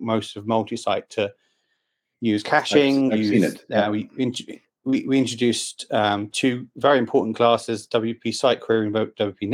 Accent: London, United Kingdom; I'm from London, England, and I work for XWP

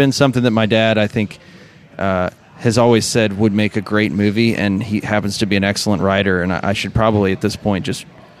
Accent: Moscow, Russia; born there; And I was born in Moscow to a Soviet mother and an American father.

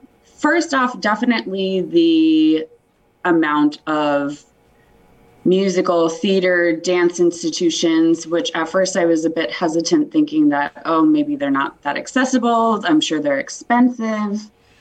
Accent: the Catskills, New York, United States; moved away as an adult; now in Pittsfield, United States; I grew up in the Catskills

